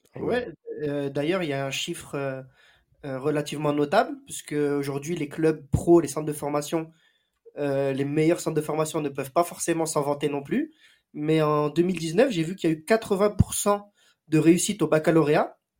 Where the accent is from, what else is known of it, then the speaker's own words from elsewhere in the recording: Marseille, Provence-Alpes-Côte d'Azur, France; ici chez nous à Marseille